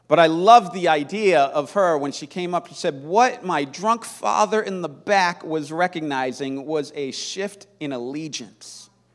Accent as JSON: {"language": "English", "town": "San Francisco", "region": "California", "country": "United States", "tie": "born or raised there", "said": "I grew up in San Francisco in the 70s, the cradle of the Jesus movement."}